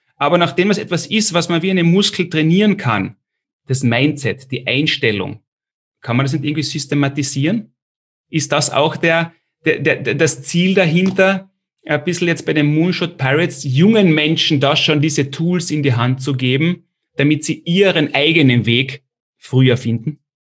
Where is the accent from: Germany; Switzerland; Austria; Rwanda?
Austria; ich komme auch aus dem kleinen Österreich